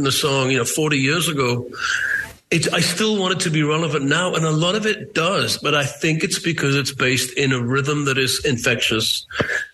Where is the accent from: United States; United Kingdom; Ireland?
United Kingdom; Newcastle upon Tyne, North East England; I'm from Newcastle. It's a similar working-class seaport.